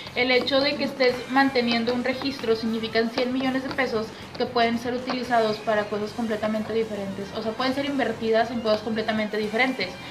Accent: Mexico; como buenos mexicanos que somos

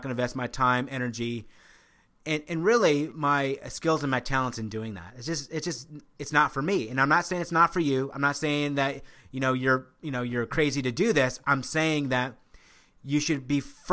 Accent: Omaha, Nebraska, United States; Originally I grew up in Omaha, Nebraska, so I am in the hometown of Warren Buffett

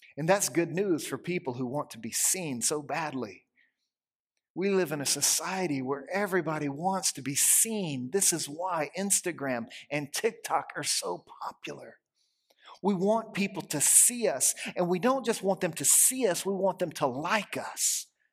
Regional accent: Louisiana, United States; moved away; I grew up in Louisiana

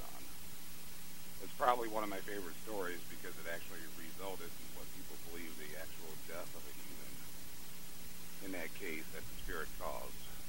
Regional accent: St. Louis, Missouri, United States; my hometown of St. Louis, Missouri

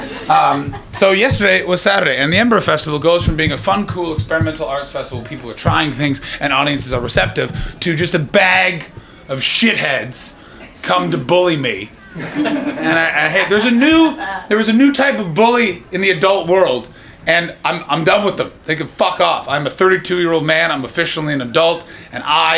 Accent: Canada; moved away as an adult; now in United Kingdom; I'm a Canadian

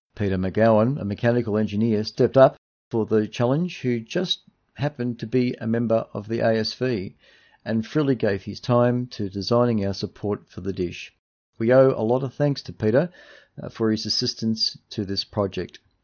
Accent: Dandenong, Victoria, Australia; I was born in Dandenong, uh, suburb of Melbourne in nineteen sixty and have lived in Dandenong for most of my life

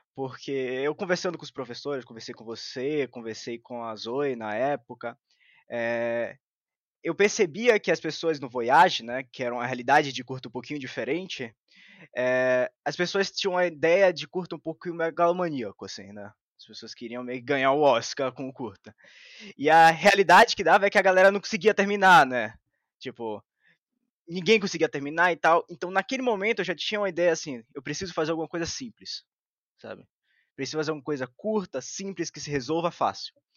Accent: Bahia, Brazil; eu sou da Bahia

